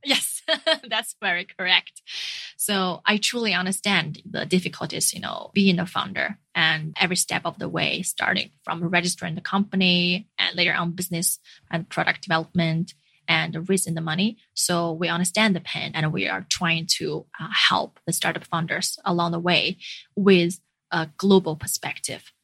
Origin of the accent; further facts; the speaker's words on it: China; moved away; also born or lived in Finland; being a returnee from abroad back to China